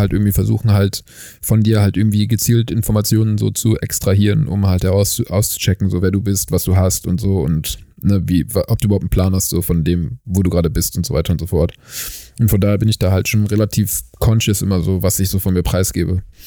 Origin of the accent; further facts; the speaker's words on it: Germany; now in South Africa; dass ich halt nicht aus Südafrika bin, äh, wenn ich halt anfange, halt ein bisschen länger zu sprechen, weil man meinen Akzent natürlich trotzdem irgendwie noch raushört